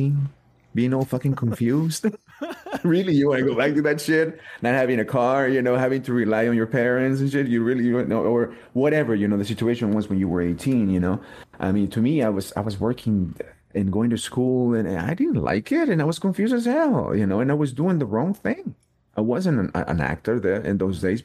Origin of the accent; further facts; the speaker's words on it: Mexico; English is a second language; moved away; I was in Mexico. I didn't even speak English